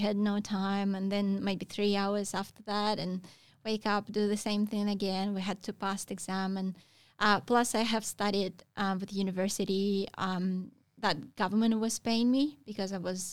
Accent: Russia; moved away as an adult; I grew up in Russia. We don't have any waves back home

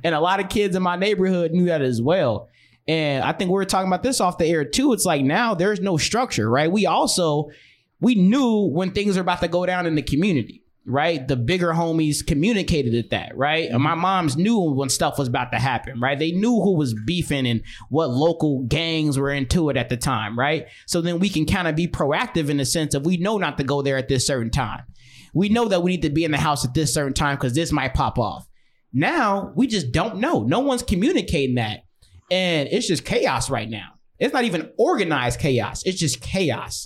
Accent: Chicago, Illinois, United States; also born or lived in Rockford, Illinois; I was born and raised in Chicago, lived in Rockford, Illinois for a majority of my life, but been back and forth everywhere

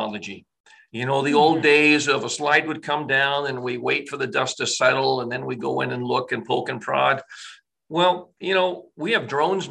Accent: North Shore, British Columbia, Canada; I remember growing up in the North Shore

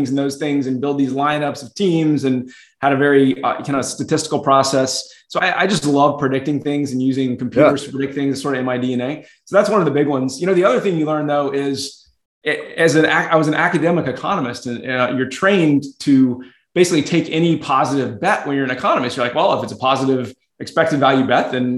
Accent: Atlanta, Georgia, United States; moved away as an adult; also born or lived in Boston, Massachusetts; I was born in Atlanta, Georgia. So originally from the South, but moved up to the Northeast early in my career for grad school

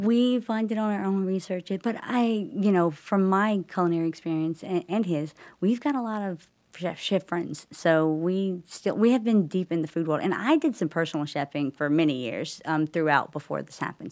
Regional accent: Charlotte, North Carolina, United States; now in Huntersville, United States; I grew up in Charlotte, so I've been in the area most of my life

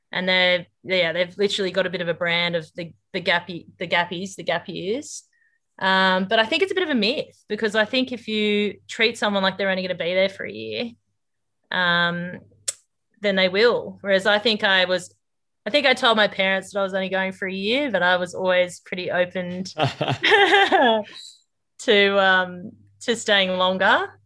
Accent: Corindi, New South Wales, Australia; moved away as an adult; also born or lived in Armidale; now in Darwin, Australia; I grew up near Corindi, um, on a mixed farming place there with my parents

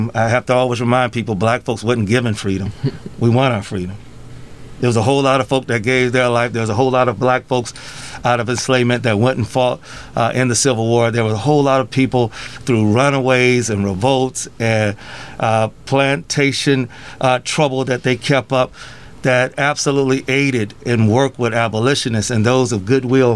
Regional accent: Rock Island, Illinois, United States; also born or lived in Davenport / Bettendorf / Moline / East Moline; I grew up in Rock Island. I've lived in almost every city of the Quad Cities

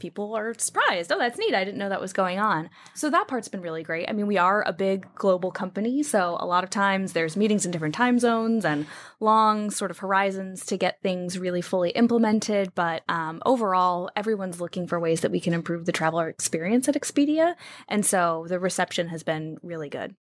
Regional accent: United States; also born or lived in New Jersey / Wheeling, West Virginia / Washington, D.C. area; now in Pacific Northwest, United States; grew up in, uh, New Jersey and Wheeling, West Virginia.

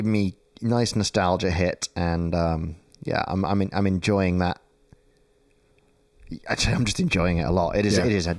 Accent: United Kingdom; moved away as an adult; now in Melbourne, Australia; this year, about a month ago, was the 10th anniversary of me leaving the UK.

